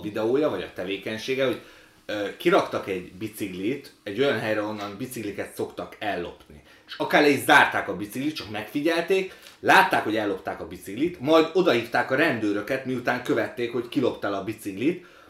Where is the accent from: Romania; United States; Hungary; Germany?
Hungary; Budapest; also born or lived in Ukraine; ilyen belső pesti, bár budai vagyok